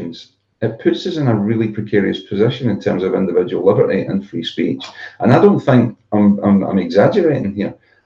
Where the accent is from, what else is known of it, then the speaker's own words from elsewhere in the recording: Zambia; now in United Kingdom; When I was a kid growing up in Africa